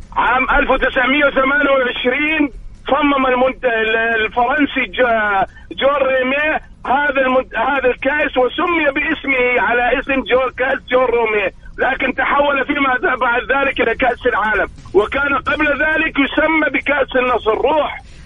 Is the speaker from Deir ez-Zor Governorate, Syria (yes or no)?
yes; Deir ez-Zor, Deir ez-Zor Governorate, Syria; now in Riyadh, Saudi Arabia; الكابتن عمر السومة ابن حارتي وابن بلدي وابن نادي وابن مدينتي